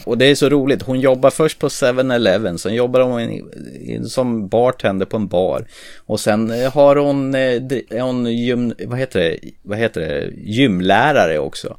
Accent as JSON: {"language": "Swedish", "area": "Närke", "region": "Örebro County", "country": "Sweden", "said": "jag kommer från Närke"}